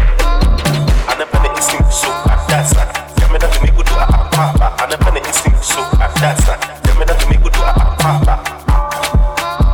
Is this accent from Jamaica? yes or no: no; Ghana; I'm actually from Ghana, right? I'm from Ghana.